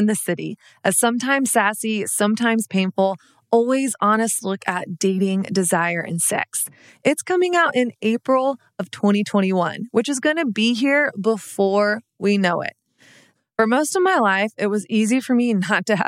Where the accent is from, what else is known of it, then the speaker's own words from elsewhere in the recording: Texas, United States; also born or lived in Dallas / Brooklyn; now in New York, United States; I grew up in Texas, which was like very much so Christian culture